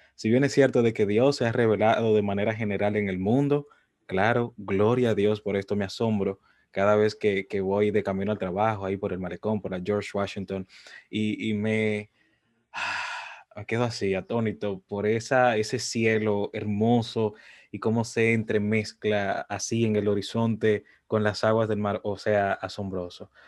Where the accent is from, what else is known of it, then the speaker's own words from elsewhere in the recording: Dominican Republic; Yo soy dominicano de pura cepa